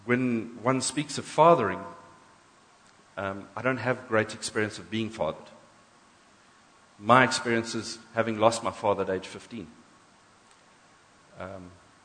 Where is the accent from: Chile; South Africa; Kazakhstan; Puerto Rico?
South Africa; we're first black, white, English, Afrikaans, Zulu, and then we're South African.